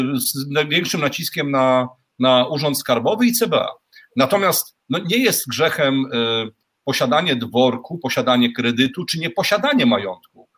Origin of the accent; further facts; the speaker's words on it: Poland; now in Moldova; ja mieszkam na stałe w Mołdawii za granicą i nawet tutaj w Mołdawii, e, jak słyszą, że jestem z Polski